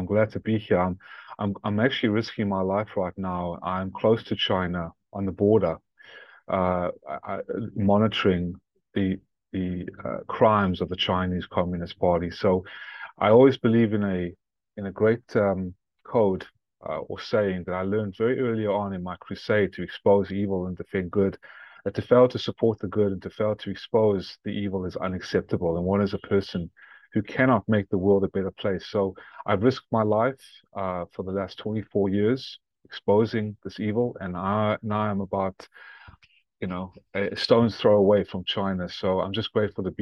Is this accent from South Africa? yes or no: yes; South Africa; also born or lived in Atlanta, Georgia; now in United States; born in South Africa after my family fled World War II, Lithuania and Ukraine, Nazi-occupied Lithuania and Ukraine. And I ended up in South Africa. And I immigrated to become the first American citizen in my family in Atlanta, Georgia.